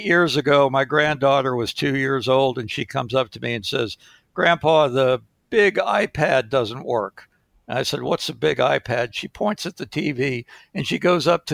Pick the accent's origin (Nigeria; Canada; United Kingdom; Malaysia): Malaysia; moved away; As a kid growing up, I grew up in Malaysia